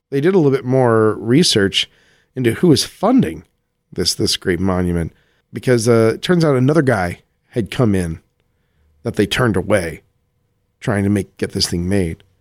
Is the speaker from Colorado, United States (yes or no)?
yes; Colorado Springs, Colorado, United States; He was in my my hometown of Colorado Springs, Colorado.